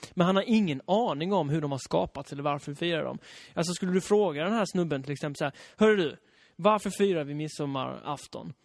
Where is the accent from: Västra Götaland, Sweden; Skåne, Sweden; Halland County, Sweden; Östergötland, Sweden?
Halland County, Sweden; jag är uppvuxen i Halland också